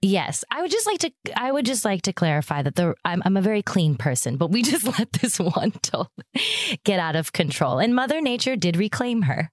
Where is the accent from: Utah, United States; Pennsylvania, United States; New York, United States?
Pennsylvania, United States; Erie; moved away; also born or lived in Chicago; I'm from Erie, Pennsylvania